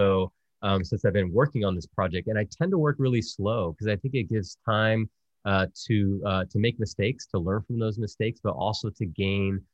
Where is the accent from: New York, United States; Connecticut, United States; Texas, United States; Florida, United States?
Texas, United States; South; also born or lived in Virginia; growing up as a Salva Puerto Rican kid in South Texas